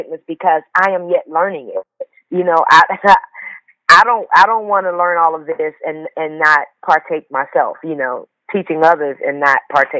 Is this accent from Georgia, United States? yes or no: yes; Atlanta, Georgia, United States; So I grew up in the city of Atlanta in a little area called Pool Creek. It wasn't the best